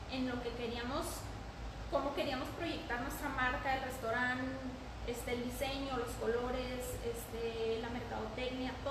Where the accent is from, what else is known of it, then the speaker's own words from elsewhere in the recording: Chihuahua, Mexico; moved away as an adult; now in Ciudad Juárez, Mexico; tengo 30 años, soy de Chihuahua, Chihuahua, tengo dos años viviendo en Juárez, me casé y me vine a vivir a, Juárez.